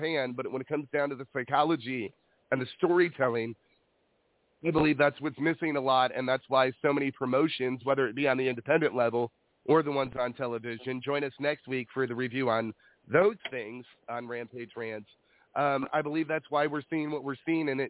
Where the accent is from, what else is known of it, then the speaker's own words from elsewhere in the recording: Illinois, United States; now in California, United States; I come from Illinois.